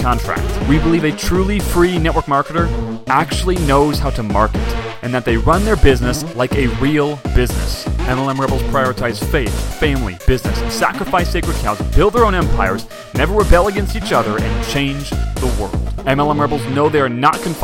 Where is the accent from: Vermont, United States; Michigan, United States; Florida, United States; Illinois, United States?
Illinois, United States; Chicago; now in California, United States; I grew up in Chicago